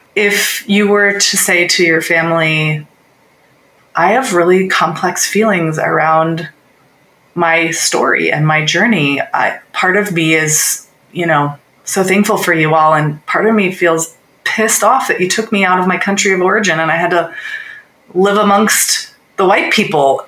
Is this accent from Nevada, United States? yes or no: no; Littleton, Colorado, United States; I was growing up in Littleton, Colorado